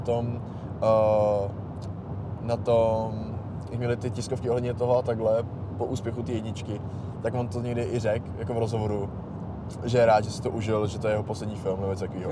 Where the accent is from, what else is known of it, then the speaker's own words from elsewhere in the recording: Bohemia, Czechia; u nás v Čechách